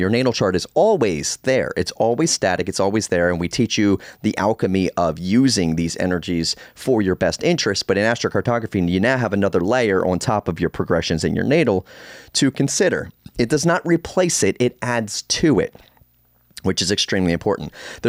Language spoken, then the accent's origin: English; Northeast, United States; born there; I was born in the Northeast. I traveled to London in Ireland.